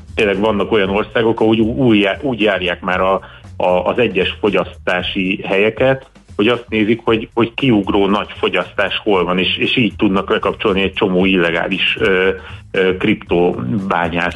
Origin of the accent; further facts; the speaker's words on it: Hungary; magyar vagyok